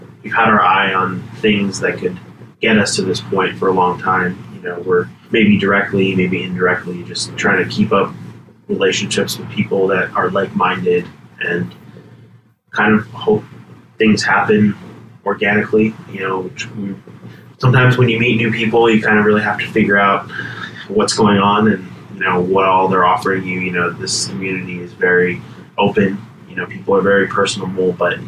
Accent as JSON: {"language": "English", "town": "Los Angeles", "region": "California", "country": "United States", "tie": "born or raised there", "said": "I was born and raised in the San Fernando Valley"}